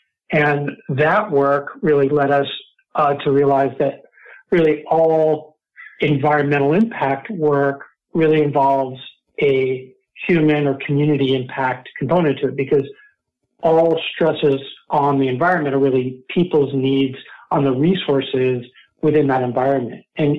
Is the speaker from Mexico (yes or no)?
yes; Mexico City, Mexico; also born or lived in North Carolina; now in United States; Well, deep background, while I was born in North Carolina, I grew up in Mexico City, and so really had a connection to the culture there and the people and place. Moved back to North Carolina